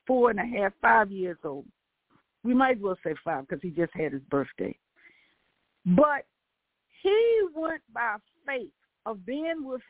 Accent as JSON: {"language": "English", "region": "the South", "country": "United States", "said": "I'm from the South"}